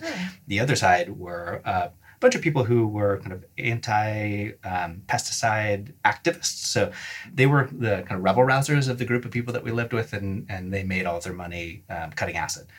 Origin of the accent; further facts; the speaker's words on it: West Coast, United States; I, I, grew up on the West Coast